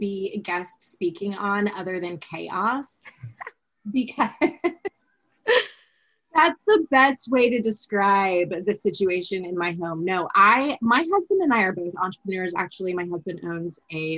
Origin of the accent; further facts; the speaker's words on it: Southern California, United States; I grew up in the Southern California earthquake territory